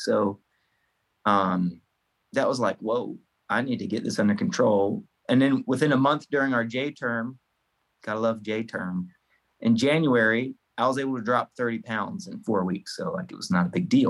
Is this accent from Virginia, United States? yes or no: yes; Farmville, Virginia, United States; now in Virginia Beach, United States; I'm originally from Farmville, Virginia, but I call Virginia Beach home now